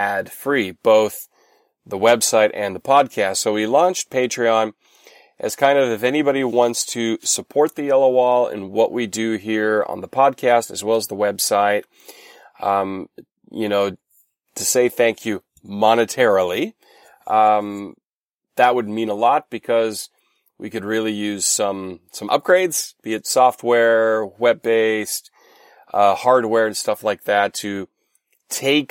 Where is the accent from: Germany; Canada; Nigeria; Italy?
Germany; North Rhine-Westphalia; I'm from Westfalen.